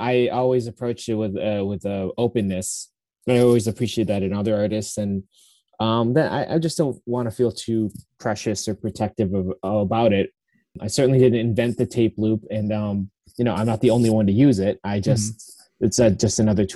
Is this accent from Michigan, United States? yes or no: no; a little south of Syracuse, central New York, United States; now in Portland, United States; I actually grew up in upstate New York, in like central New York